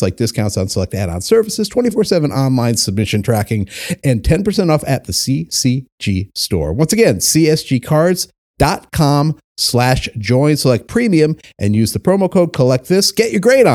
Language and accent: English; Chicago, Illinois, United States; I'm a Chicago guy too. I'm in Chicago right now. I live four blocks from Wrigley